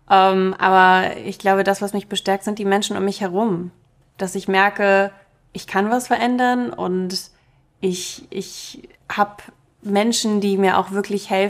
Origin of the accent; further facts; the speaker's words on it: Germany; first language Russian; German is a second language; Meine erste Sprache war auch Russisch. Ich habe erst im Kindergarten Deutsch gelernt